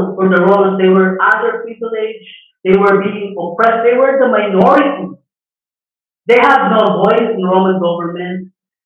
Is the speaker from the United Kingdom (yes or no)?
no; Philippines; our nationality, being a Filipino